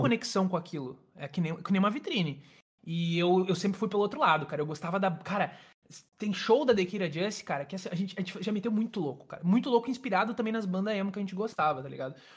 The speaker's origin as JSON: {"language": "Portuguese", "region": "Rio Grande do Sul", "country": "Brazil", "said": "eu sou aqui do Rio Grande do Sul"}